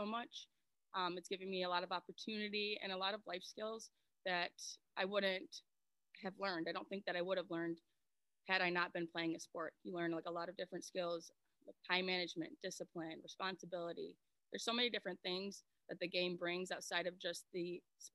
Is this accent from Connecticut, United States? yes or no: no; Romeo, Michigan, United States; I grew up in Romeo.